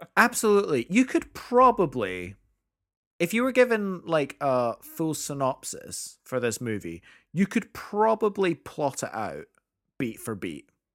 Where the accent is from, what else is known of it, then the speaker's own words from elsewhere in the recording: United Kingdom; as a Brit